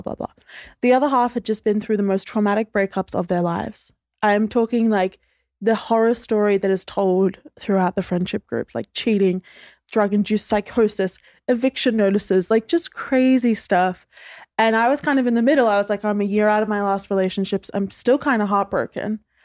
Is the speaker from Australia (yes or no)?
yes; Queensland, Australia; now in Sydney, Australia; originally I'm from Queensland, but I now live in Sydney